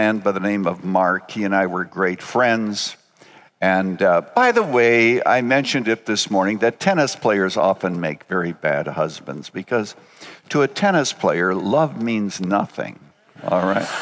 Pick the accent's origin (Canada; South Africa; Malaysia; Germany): Canada; I was born in Canada on a farm 5 miles from a town of 75 people.